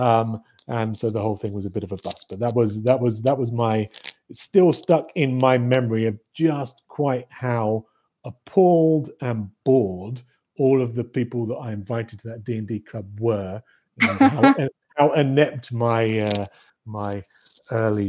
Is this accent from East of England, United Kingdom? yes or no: yes; Norfolk, East of England, United Kingdom; moved away as an adult; now in British Columbia, Canada; I grew up in the UK, grew up in Norfolk, which for international listeners is the little bump that's closest to Scandinavia